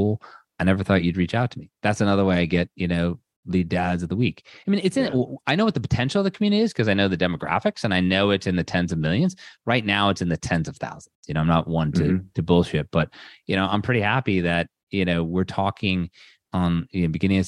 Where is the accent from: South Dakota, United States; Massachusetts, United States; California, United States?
Massachusetts, United States; Ludlow; also born or lived in Springfield, Massachusetts; I grew up in Ludlow, Massachusetts, exit 7 off the Mass Pike